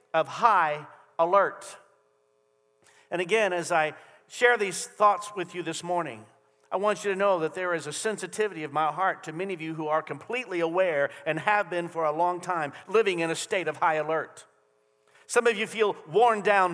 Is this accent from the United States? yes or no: yes; United States; as American citizens